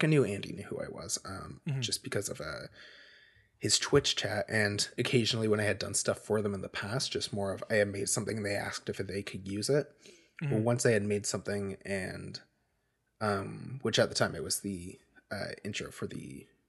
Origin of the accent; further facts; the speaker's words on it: Nova Scotia, Canada; I am from Nova Scotia, Canada.